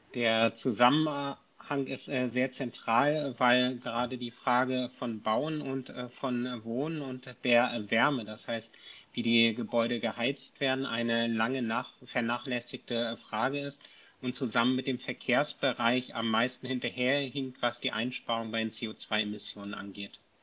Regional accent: Kiel, Schleswig-Holstein, Germany; ich komme aus Kiel

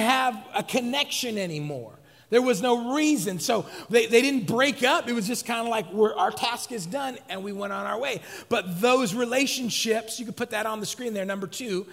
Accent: West Coast, United States; I'm from the West Coast.

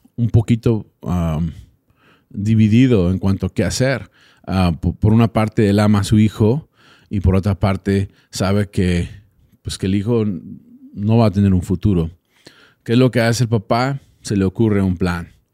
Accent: Texas, United States; yo soy de Texas

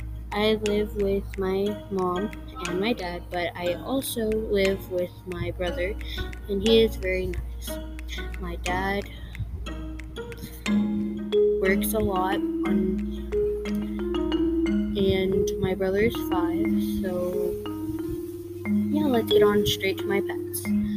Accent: San Angelo, Texas, United States; born there; I am 10 years old, but I was born in San Angelo

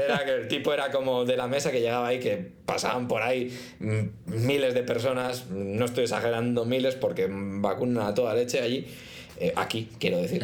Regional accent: Spain; now in United Arab Emirates; ¿eres de España? Y yo, mm, sí

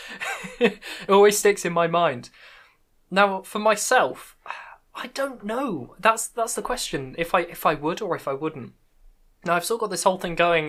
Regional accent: United Kingdom; accent: British; my British accent

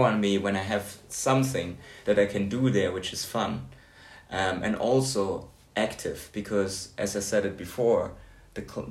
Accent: Hamburg, Germany; moved away; And we're both from Hamburg.

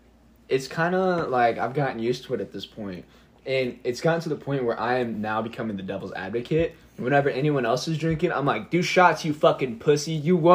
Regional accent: Monticello, Indiana, United States; also born or lived in Bloomington, Indiana; I grew up in Monticello, Indiana, which is a very small town, and there's not a lot going on here. So the people who grow up in Monticello usually stay in Monticello.

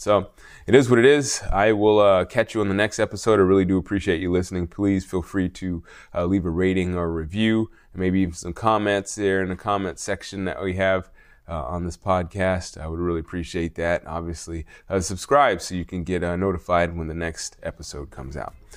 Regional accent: United States

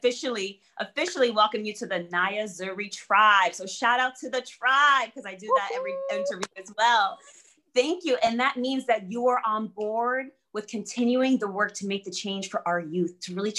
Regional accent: United States; English is a second language; also born or lived in Berlin, Germany; growing up in the States

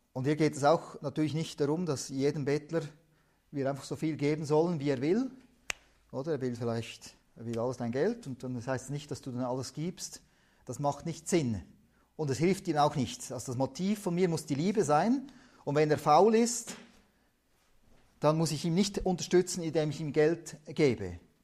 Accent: Switzerland; also born or lived in Tajikistan; Schweiz hier sind wir ja nicht reich

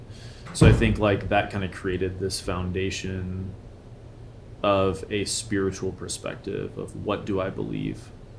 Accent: Memphis, Tennessee, United States; moved away as an adult; also born or lived in Pacific Northwest; now in Colorado, United States; I was raised in Memphis, Tennessee, which is an amazing city

